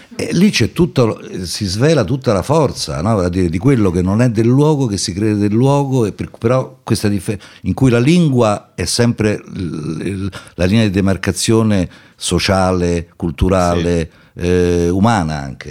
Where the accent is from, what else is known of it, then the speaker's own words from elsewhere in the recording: Rome, Lazio, Italy; also born or lived in Milan; sono romano